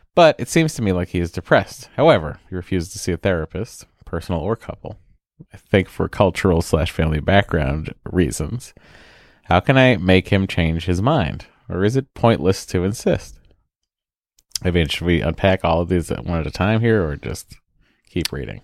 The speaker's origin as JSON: {"language": "English", "region": "New England", "country": "United States", "said": "I'm from New England"}